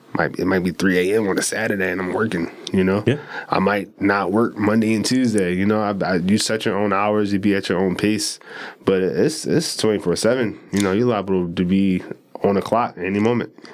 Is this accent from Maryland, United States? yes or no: yes; Baltimore, Maryland, United States; from east baltimore uh, born and raised